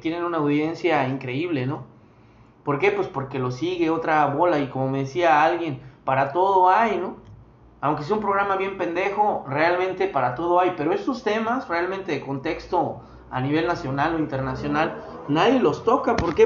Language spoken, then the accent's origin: Spanish; Mexico; Nosotros sí tenemos identidad como mexicanos